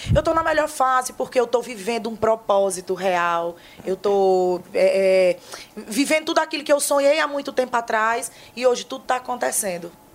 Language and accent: Portuguese; Northeast Region, Brazil; Nós que somos nordestinos